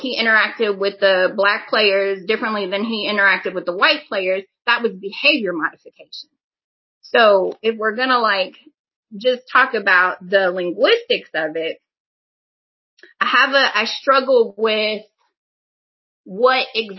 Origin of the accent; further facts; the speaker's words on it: Midwest, United States; again, growing up in the Midwest, you know, looking at things from a black-white perspective